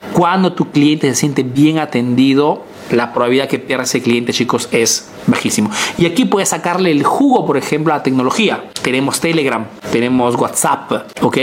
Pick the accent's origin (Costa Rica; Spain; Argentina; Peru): Peru; now in Italy